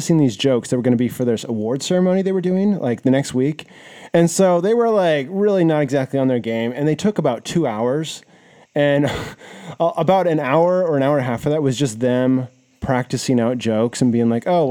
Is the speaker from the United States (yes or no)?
yes; Seattle, Washington, United States; I knew Chuck from growing up in Seattle